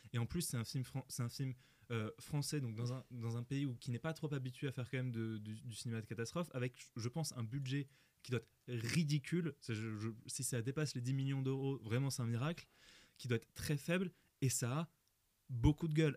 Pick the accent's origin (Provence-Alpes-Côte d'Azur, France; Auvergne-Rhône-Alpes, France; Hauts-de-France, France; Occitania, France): Hauts-de-France, France; Nord-Pas-de-Calais; Je viens du Nord-Pas-de-Calais, moi